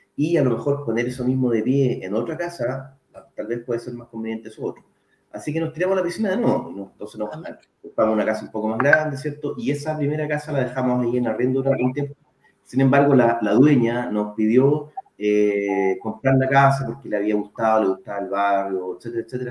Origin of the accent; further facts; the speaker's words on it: Santiago, Santiago Metropolitan Region, Chile; moved away as an adult; now in Puerto Montt, Chile; yo originalmente soy de Santiago, ya nací y criado en Santiago.